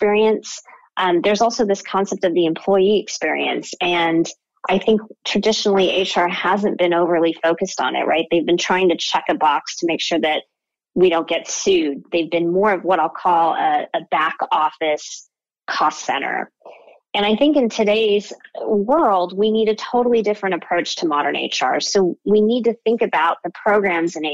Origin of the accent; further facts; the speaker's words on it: Orange County, California, United States; also born or lived in Downey, California / Berkeley, California / Pasadena, California; I was born in Downey, California, and grew up here in Orange County.